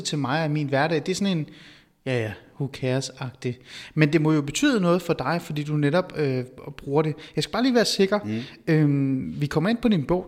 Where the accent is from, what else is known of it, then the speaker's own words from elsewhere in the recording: North Zealand, Capital Region of Denmark, Denmark; Jeg er vokset op i Nordsjælland